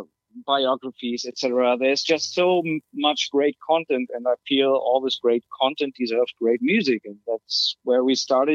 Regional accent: Germany; moved away as an adult; now in California, United States; I'm from Germany originally. I moved to California in April last year

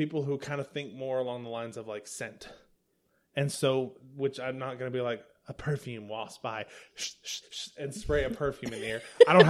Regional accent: the South, United States; I'm from the South.

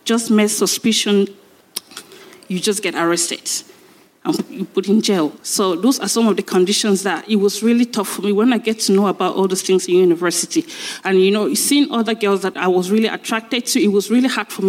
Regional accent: Cameroon; now in United Kingdom; I'm from Cameroon

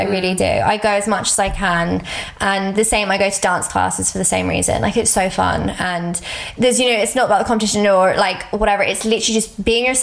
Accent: England, United Kingdom; I was like where can I go I'm English so obviously I was like I can go to England

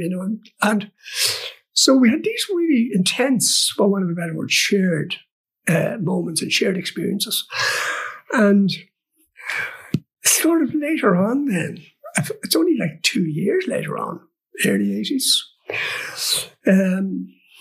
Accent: Kells, Leinster, Ireland; I come from Kells, I come from County Meath, and, you know, I would have grown up sort of slightly pre-Beatles

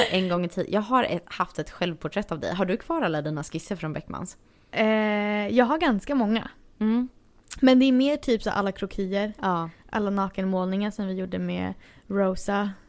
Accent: Stockholm, Stockholm County, Sweden; moved away as an adult; now in Los Angeles, United States; Eh, jag är från Stockholm.

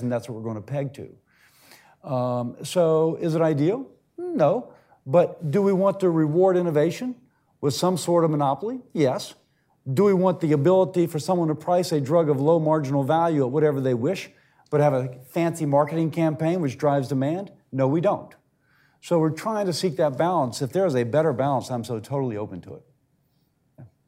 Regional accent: United Kingdom; accent: British; now in United States; as you can tell from the accent, you know, I'm British

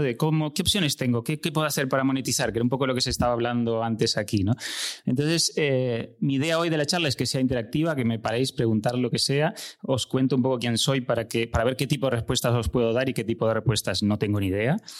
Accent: Uruguay; moved away as an adult; also born or lived in Barcelona; now in Spain; nací en Uruguay, y llevo en España desde 2001, hace unos 20 años

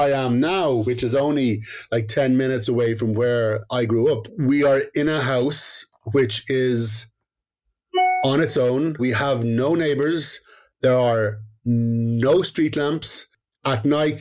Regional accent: County Dublin, Leinster, Ireland; I was brought up in County Dublin, but on the outskirts

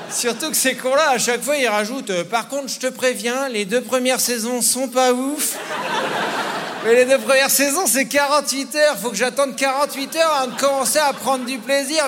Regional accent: France; je suis un Français

